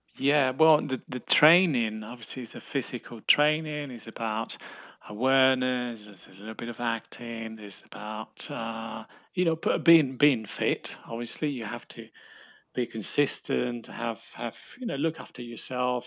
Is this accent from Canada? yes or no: no; Spain; moved away; I, I come from Spain